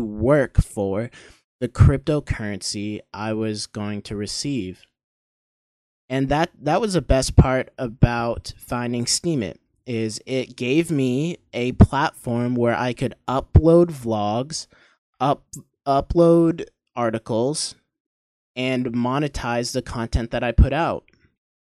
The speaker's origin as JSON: {"language": "English", "region": "Maine", "country": "United States", "tie": "born or raised there", "also_born_or_lived": "Maryland / Pennsylvania", "moved": "as an adult", "said": "I was born in Maryland and moved to Maine, and I don't even remember Maryland. I grew up in Maine until I was 18."}